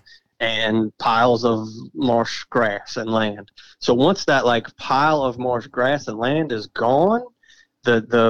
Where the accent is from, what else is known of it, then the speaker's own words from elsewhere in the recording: Violet, Louisiana, United States; I grew up 20 minutes from downtown New Orleans.